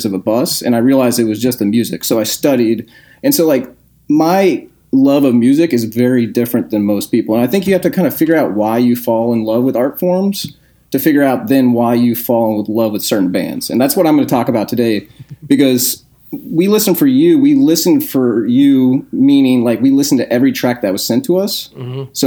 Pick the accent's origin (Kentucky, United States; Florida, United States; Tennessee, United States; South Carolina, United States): Kentucky, United States; Danville; I was born in 1984 in Danville, Kentucky.